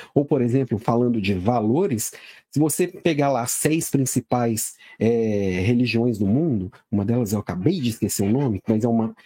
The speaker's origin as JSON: {"language": "Portuguese", "town": "Belo Horizonte", "region": "Minas Gerais", "country": "Brazil", "moved": "yes", "lives_now": "Florianópolis, Brazil", "said": "sou de Belo Horizonte, moro em Florianópolis, mas sou daí"}